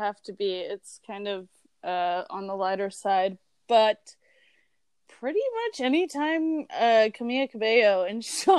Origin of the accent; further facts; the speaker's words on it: Mexico; born there; I was born in Mexico while my parents were visiting my mom's family